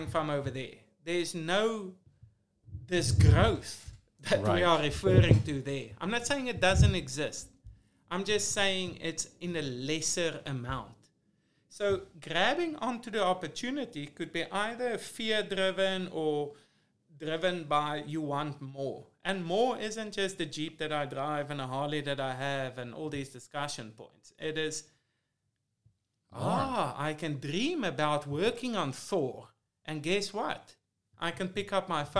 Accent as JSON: {"language": "English", "country": "South Africa", "tie": "born or raised there", "moved": "as an adult", "lives_now": "Los Angeles, United States", "said": "growing up in South Africa in the apartheid era"}